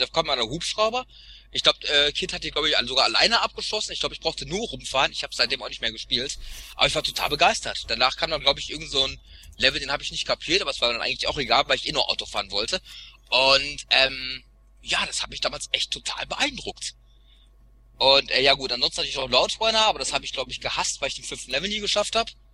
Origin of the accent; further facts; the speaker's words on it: Sauerland, North Rhine-Westphalia, Germany; moved away; ich bin ja in so einem Kuhdorf aufgewachsen im Sauerland